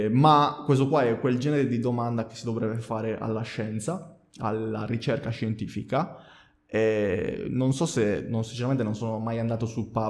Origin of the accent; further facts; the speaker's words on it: Sardinia, Italy; lo dico Duraz perché ha due D all'inizio, non perché sono sardo.